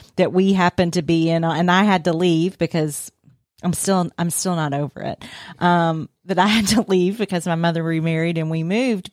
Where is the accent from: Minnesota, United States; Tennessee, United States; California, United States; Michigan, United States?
Tennessee, United States; Nashville; I grew up in Nashville, Tennessee